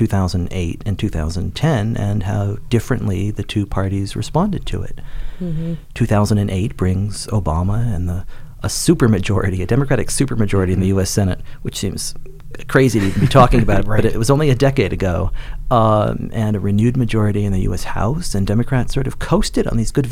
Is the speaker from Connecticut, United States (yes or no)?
yes; Connecticut, United States; I grew up in Connecticut